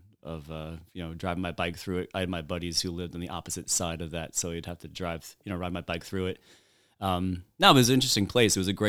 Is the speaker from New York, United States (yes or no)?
yes; Kings Park, New York, United States; also born or lived in Madagascar; now in Oyster Bay, United States; I'm a Long Islander. I grew up in Kings Park.